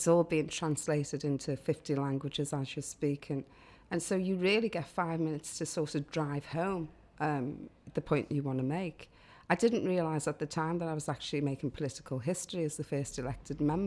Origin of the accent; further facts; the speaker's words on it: Liverpool, North West England, United Kingdom; growing up in Liverpool 8